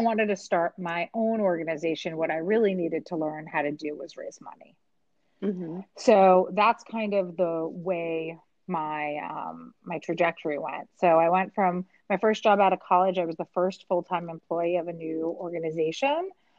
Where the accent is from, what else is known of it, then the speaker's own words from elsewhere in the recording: New York City, New York, United States; also born or lived in Mexico; I grew up in Midtown Manhattan